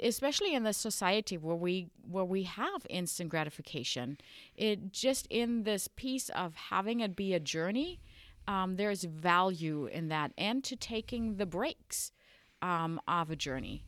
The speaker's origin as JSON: {"language": "English", "region": "western Germany", "country": "Germany", "tie": "born or raised there", "also_born_or_lived": "Sioux Falls, South Dakota, United States", "second_language": "English", "moved": "as an adult", "lives_now": "South Dakota, United States", "said": "I was uh, born and raised in Germany in the western part of Germany. I spent my childhood there"}